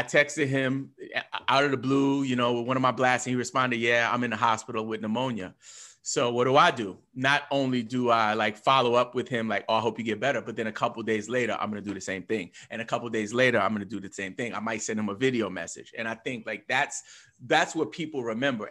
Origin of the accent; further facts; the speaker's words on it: New York, United States; me as a New Yorker